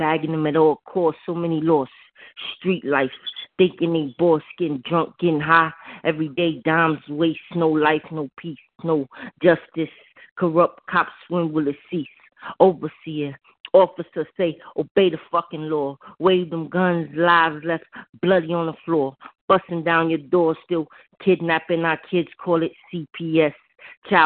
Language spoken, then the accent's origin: English; New York, United States; I'm from New York